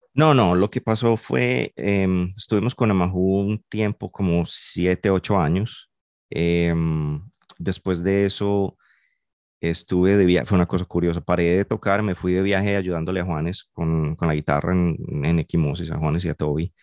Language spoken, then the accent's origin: Spanish; Medellín, Antioquia, Colombia; moved away; soy de Medellín y he tocado guitarra toda la vida